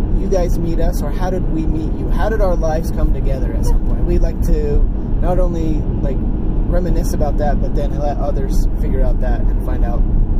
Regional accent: Southwest Colorado, United States; also born or lived in Los Angeles, California; I grew up in Colorado, mostly on a sheep ranch most of my life.

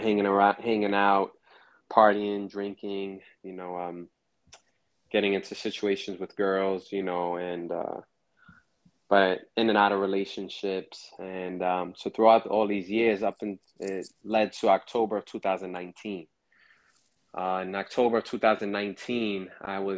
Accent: New York City, New York, United States; also born or lived in Harlem; I was born in Harlem, raised in Brooklyn

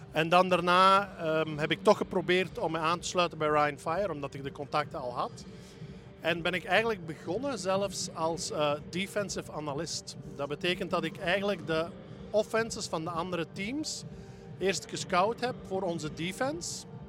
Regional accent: Belgium; we als Belgen

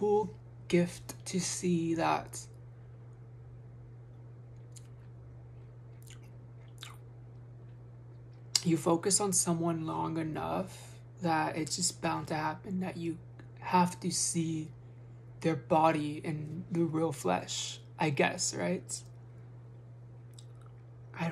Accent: United States; As an American

